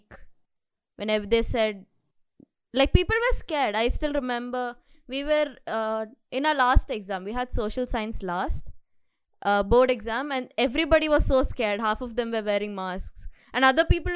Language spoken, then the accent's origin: English; Bangalore, Karnataka, India; we are from Bangalore.